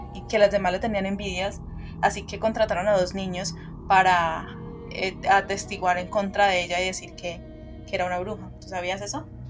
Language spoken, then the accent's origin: Spanish; Colombia; nosotros como colombianos